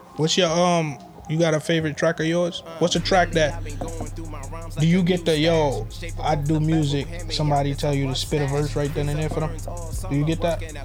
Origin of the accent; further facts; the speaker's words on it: Barbados; moved away; I came from Barbados